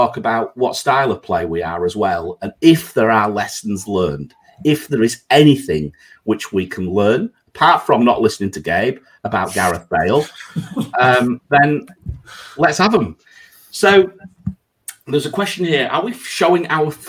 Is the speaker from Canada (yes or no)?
no; England, United Kingdom; now in Singapore; I'm English